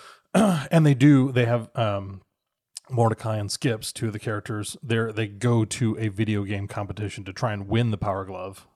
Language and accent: English; Minnesota, United States; in my childhood, growing up in Minnesota